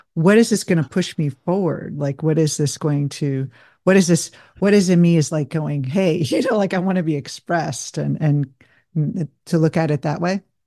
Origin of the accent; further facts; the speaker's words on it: New Jersey, United States; moved away as an adult; also born or lived in Denver; I grew up in New Jersey